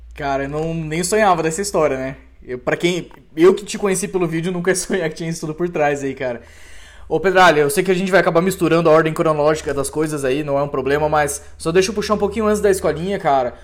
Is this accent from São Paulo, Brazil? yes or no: no; Cascavel, Paraná, Brazil; eu também sou cascavelense